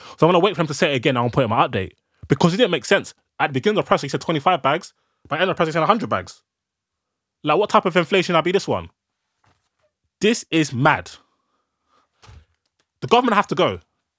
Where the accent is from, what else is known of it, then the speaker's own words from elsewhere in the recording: Ghana; Like, even my people that I'm from Ghana are telling me, if you fly into Ghana, you have to self, they make you self-isolate for 2 weeks.